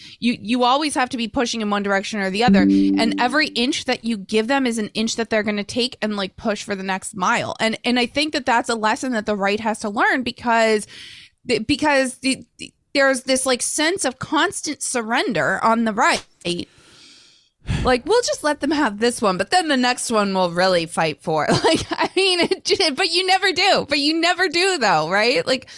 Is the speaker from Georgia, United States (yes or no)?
no; Melrose, Massachusetts, United States; Tom and I were both born in 1973. Tom is from Winchester. I grew up in Melrose, not far away.